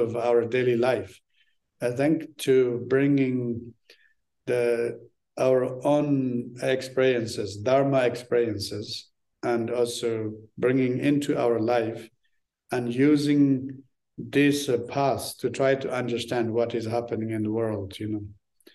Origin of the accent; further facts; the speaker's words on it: Tibet, Amdo, China; English is a second language; moved away; also born or lived in Lhasa; When I grew up in Tibet